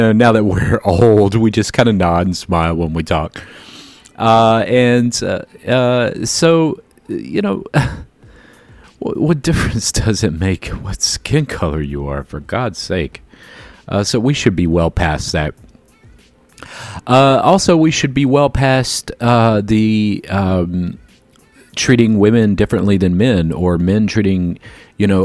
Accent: Jacksonville, Florida, United States; I grew up in Jacksonville where the schools were integrated

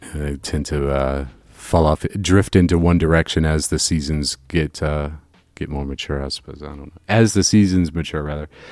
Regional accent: Florida, United States; now in Chicago, United States; growing up in Florida

